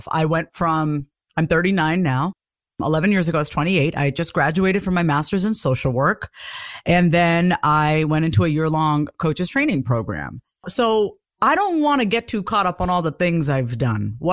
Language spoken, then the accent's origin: English; South India, India; first language Tamil; English is a second language; And, and in our language, I speak Tamil. I'm from South India.